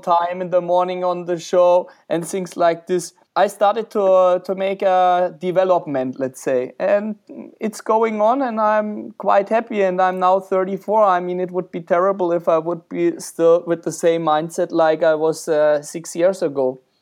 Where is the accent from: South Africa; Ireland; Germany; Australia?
Germany; moved away as an adult; also born or lived in Czech Republic / Switzerland; now in Romania; I'm more an Eastern European dude, even when I'm from Germany, so I moved to Czech Republic instead.